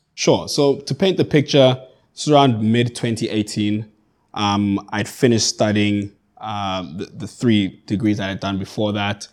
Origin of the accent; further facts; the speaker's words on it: Johannesburg, Gauteng, South Africa; moved away as an adult; now in Cape Town, South Africa; I grew up in Johannesburg. I, I currently reside in Cape Town.